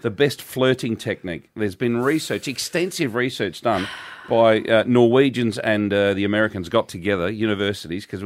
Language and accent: English; Australia; As an Australian citizen